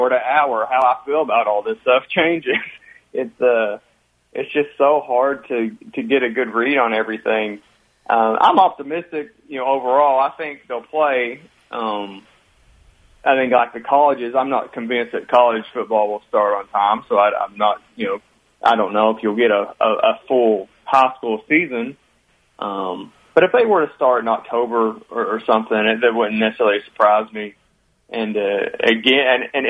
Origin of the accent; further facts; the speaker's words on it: Martin County, Kentucky, United States; I'm from Martin County